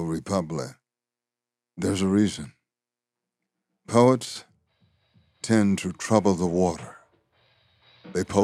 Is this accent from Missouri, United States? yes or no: no; Louisiana, United States; growing up in Louisiana.